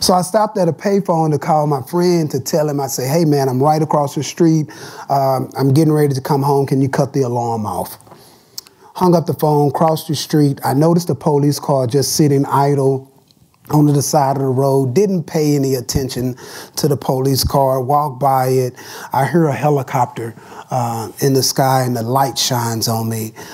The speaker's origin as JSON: {"language": "English", "town": "Dallas", "region": "Texas", "country": "United States", "tie": "born or raised there", "said": "As a young man growing up in Dallas, Texas"}